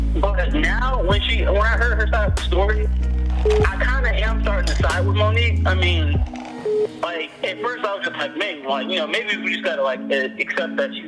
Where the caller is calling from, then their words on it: Nashville, Tennessee, United States; I'm a DJ calling from Nashville.